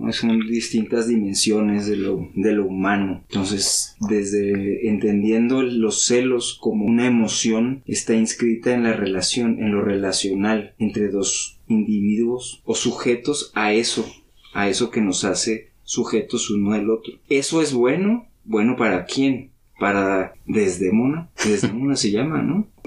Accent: Tlatelolco, Mexico City, Mexico; born there; Yo nací en Tlatelolco.

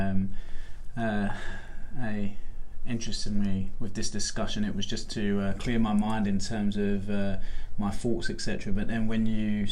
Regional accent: London, United Kingdom; now in Australia; I grew up in Camden Town in North London

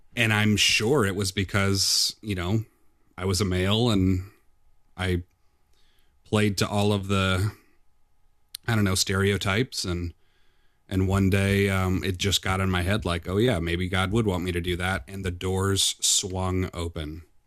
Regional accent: Midwest, United States; moved away as an adult; also born or lived in Nashville, Tennessee / Decatur, Illinois; I'm from a small town in the Quad City area

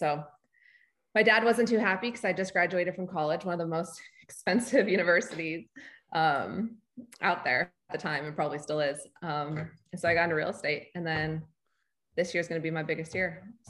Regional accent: Honolulu, Hawaii, United States; moved away as an adult; also born or lived in Los Angeles / Charlotte; now in Lake Norman, United States; So I grew up in Hawaii, Honolulu. So I'm used to like laid back, chill

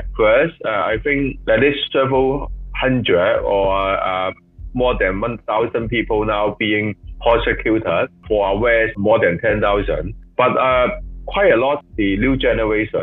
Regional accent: Hong Kong; I was born in Hong Kong, so I will continue to stay here

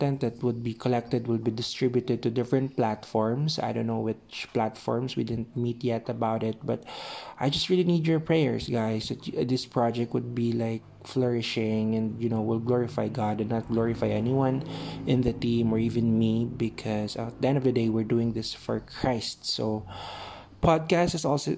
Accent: Philippines; I'm from the Philippines

